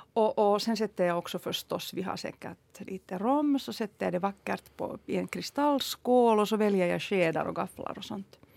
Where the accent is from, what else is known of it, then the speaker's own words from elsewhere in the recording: Helsinki, Uusimaa, Finland; Jag är ju uppvuxen på Södra Esperiagatan så jag promenerade alltid med mamma till, till Töletorg